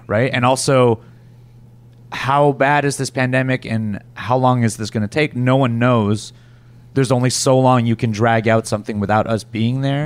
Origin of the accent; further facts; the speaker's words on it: Canada; I'm from Canada